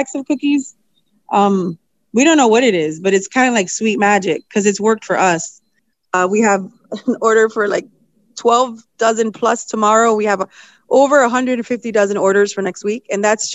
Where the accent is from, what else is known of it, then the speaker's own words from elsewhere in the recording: Puerto Rico; now in Springfield, United States; I'm from Puerto Rico, so we eat a lot of flan and guava